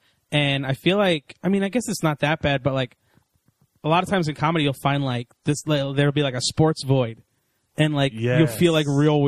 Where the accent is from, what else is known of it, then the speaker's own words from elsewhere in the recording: New Jersey, United States; moved away; I'm from New Jersey.